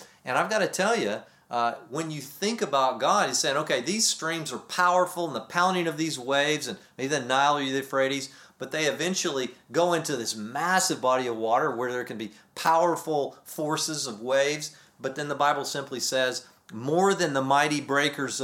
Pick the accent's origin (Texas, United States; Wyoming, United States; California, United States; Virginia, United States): Texas, United States; moved away; growing up in Texas and being back there